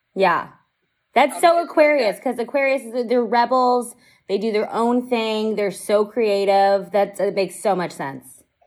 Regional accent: Las Vegas, Nevada, United States; I'm from Vegas

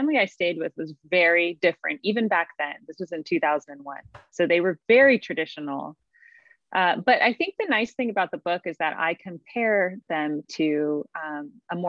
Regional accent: California, United States; I grew up in California

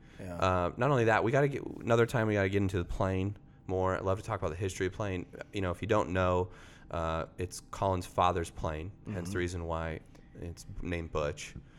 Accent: Tornado Alley, United States; growing up in Tornado Alley

